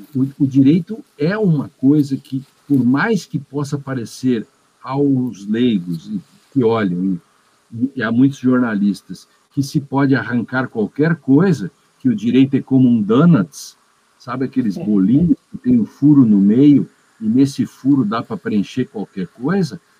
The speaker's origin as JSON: {"language": "Portuguese", "town": "Agudo", "region": "Rio Grande do Sul", "country": "Brazil", "tie": "born or raised there", "said": "Eu nasci a dois quilômetros do lugar em que encontraram esse dinossauro"}